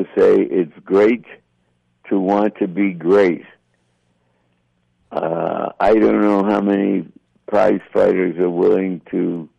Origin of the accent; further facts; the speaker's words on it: Philadelphia, Pennsylvania, United States; moved away as an adult; also born or lived in New York; now in Santa Monica, United States; once upon a time, I was a lad from Philadelphia.